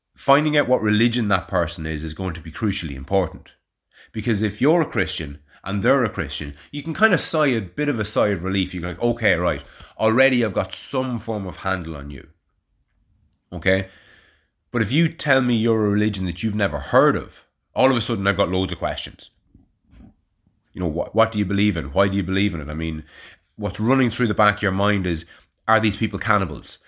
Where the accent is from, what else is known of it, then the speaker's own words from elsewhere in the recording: Navan, Leinster, Ireland; now in Kilberry, Ireland; if somebody asked me where I'm from and I said Navan